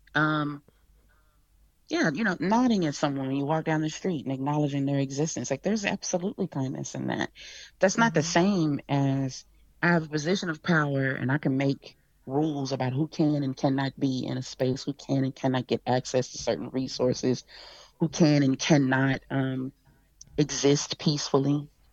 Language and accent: English; Texas, United States